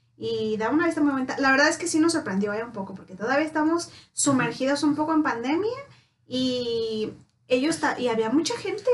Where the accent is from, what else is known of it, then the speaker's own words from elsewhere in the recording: Mexico; Como buenos mexicanos, David y yo nos caracterizamos por ser súper puntuales